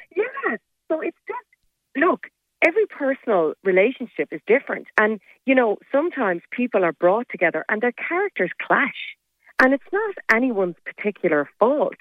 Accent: Kenmare, Munster, Ireland; moved away as an adult; I'm from Kenmare. You know, I grew up in Kenmare, and uh, I left when I was 18 to go to college

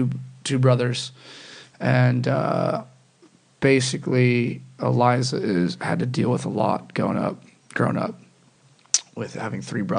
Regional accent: Arcadia, California, United States; I grew up in Los Angeles, California.

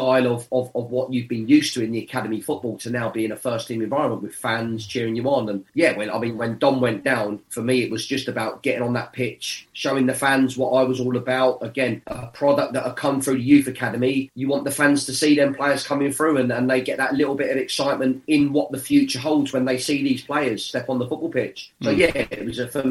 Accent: Watford, East of England, United Kingdom; my hometown club

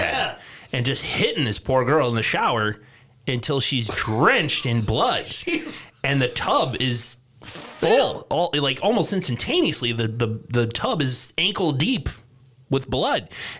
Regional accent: Midwest, United States; accent: Midwestern; That's my Midwestern accent, I guess.

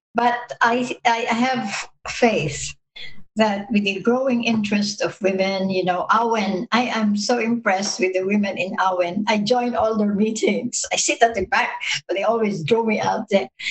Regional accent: Baguio, Cordillera Administrative Region, Philippines; my hometown, Baguio

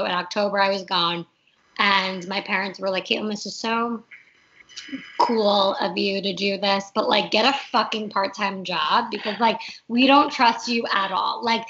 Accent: Plainview, New York, United States; now in Los Angeles, United States; I don't sound like I'm from New York a lot of the times. People think that I sound like I'm from the Valley, which is a very Los Angeles thing. But it's like the second you put me back in Plainview, I start talking like I'm from Plainview.

